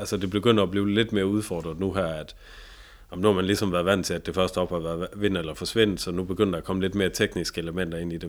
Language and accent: Danish; Tønder, Southern Denmark, Denmark; i Tønder, hvor jeg, hvor jeg kommer fra, nede i Sønderjyske